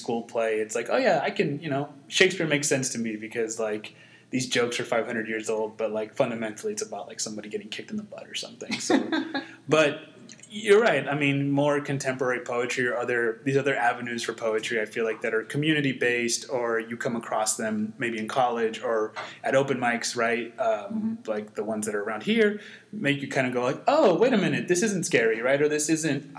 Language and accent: English; Mesa, Arizona, United States; also born or lived in South America; I was born and raised in Mesa, Washington, Escobedo neighborhood.